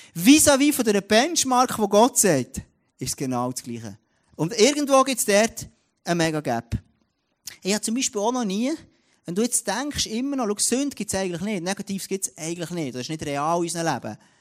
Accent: Switzerland; bei uns in der Schweiz

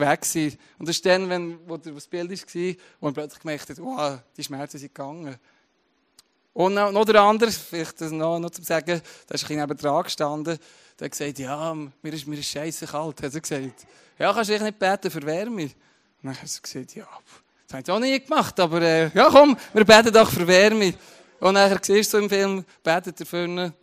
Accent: Switzerland; das ist meine Identität, oder Teil meiner Identität, dass ich Schweizer bin

